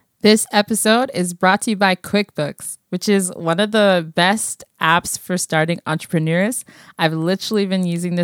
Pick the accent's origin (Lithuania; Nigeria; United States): Nigeria; now in Canada; I am African Canadian, and specifically, I was born in Nigeria.